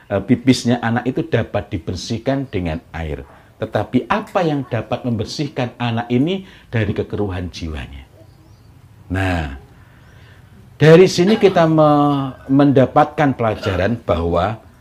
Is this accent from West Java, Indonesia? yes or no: no; East Java, Indonesia; moved away; Tetapi ketika saya dari Jawa Timur kemudian bermukim di sini, maka saya harus paham mengenai Eh, budaya di sini agar tidak menimbulkan masalah yang tidak perlu. Nah, tegasnya orang Jawa Timur berbeda dengan tegasnya orang Sulawesi.